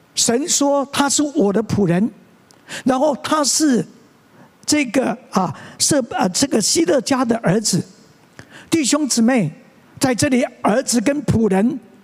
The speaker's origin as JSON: {"language": "Chinese", "town": "Tianzhong", "region": "Changhua County", "country": "Taiwan", "tie": "born or raised there", "moved": "as an adult", "said": "我在同小在田中的长老会长大"}